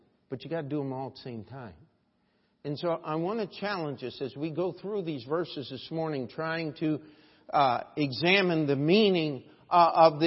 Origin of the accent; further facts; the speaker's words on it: Baltimore, Maryland, United States; I'm of Baltimore, Maryland.